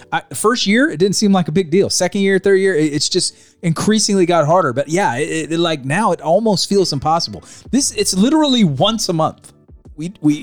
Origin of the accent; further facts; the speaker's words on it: Sacramento, California, United States; also born or lived in Pine Grove, California; I grew up in Sacramento